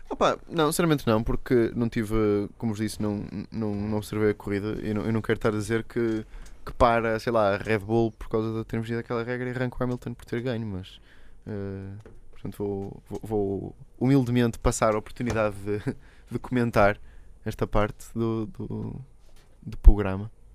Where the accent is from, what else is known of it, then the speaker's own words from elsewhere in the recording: Portugal; somos mesmo portugueses